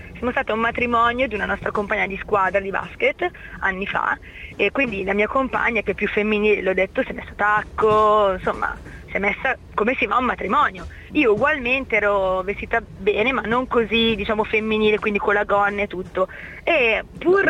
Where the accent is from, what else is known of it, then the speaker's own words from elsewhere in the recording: Milan, Lombardy, Italy; now in Piacenza, Italy; visto che mi sono trasferita, e sono di Milano, mi sono trasferita io a Piacenza